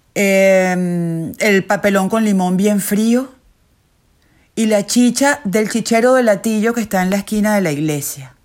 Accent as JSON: {"language": "Spanish", "town": "Caracas", "region": "Miranda", "country": "Venezuela", "tie": "born or raised there", "said": "Nací en Caracas el 20 de mayo de 1967."}